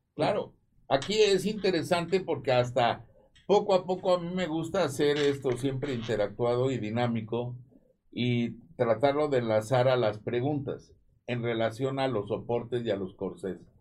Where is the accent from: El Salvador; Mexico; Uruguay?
Mexico; somos mexicanos